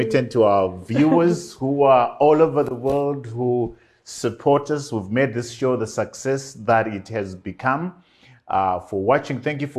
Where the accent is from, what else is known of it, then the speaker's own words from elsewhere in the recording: Bulawayo, Zimbabwe; I grew up in Bulawayo, the city, in Magwegwe